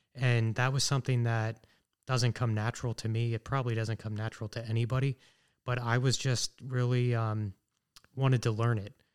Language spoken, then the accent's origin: English; Sunbury, Pennsylvania, United States; also born or lived in Washington, D.C.; I grew up in Sunbury, which is just about a half hour here from Danville. So I'm pretty much a local guy